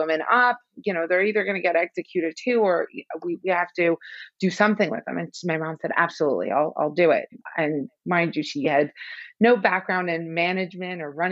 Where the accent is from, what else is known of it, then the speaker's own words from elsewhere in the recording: Iran; I was born in Iran during the Iran-Iraq War.